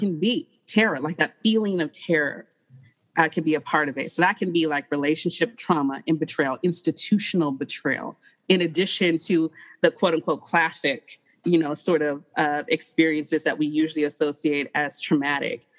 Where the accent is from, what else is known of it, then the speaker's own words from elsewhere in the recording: Detroit, Michigan, United States; moved away as an adult; also born or lived in New York City; now in Phoenix, United States; I come from Detroit.